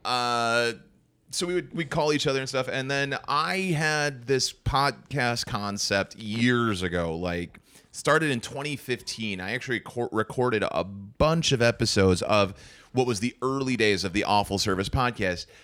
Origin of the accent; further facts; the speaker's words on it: St. Cloud, Minnesota, United States; I'm from Saint Cloud.